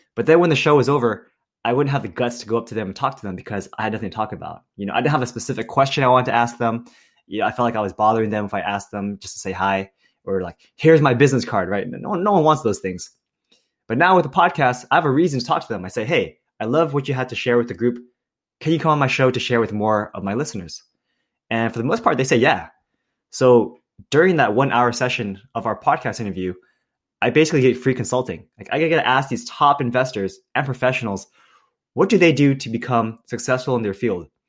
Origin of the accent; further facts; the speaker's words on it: Milpitas, California, United States; I grew up in Milpitas, California